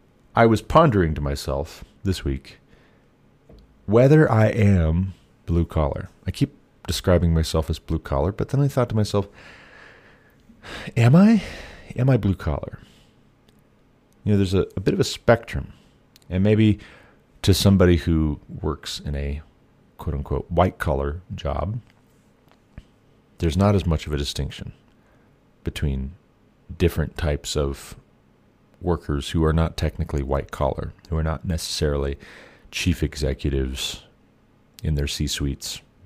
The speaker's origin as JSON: {"language": "English", "town": "Glendive", "region": "Montana", "country": "United States", "tie": "born or raised there", "also_born_or_lived": "Savage, Montana / Kalispell, Montana / Hillsboro, Ohio / New Vienna, Ohio", "said": "I'm from Glendive, Montana, originally. Grew up a little bit there, a little bit in Savage, Montana, a little bit near Lake Blaine in western Montana, a little bit in Kalispell, then also Hillsboro, Ohio, New Vienna, Jamestown, Ohio, back to Glendive"}